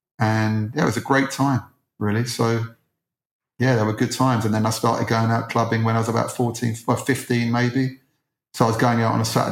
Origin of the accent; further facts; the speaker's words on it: Edgware, London, United Kingdom; I grew up in Edgware